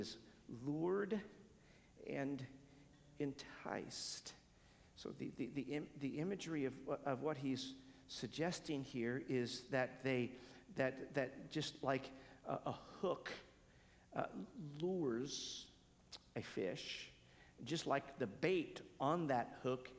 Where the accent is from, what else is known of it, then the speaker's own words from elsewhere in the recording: United States; I'm an American